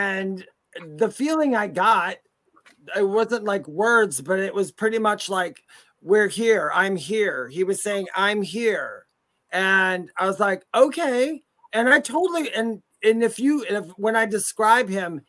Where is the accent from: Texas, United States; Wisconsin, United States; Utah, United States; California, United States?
Wisconsin, United States; now in North Carolina, United States; I'm from Wisconsin, and we traveled back and forth to the state I'm in now, which is North Carolina